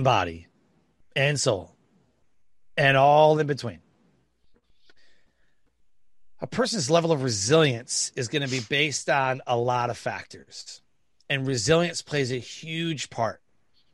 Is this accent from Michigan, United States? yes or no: yes; Detroit, Michigan, United States; I grew up in Detroit, Michigan.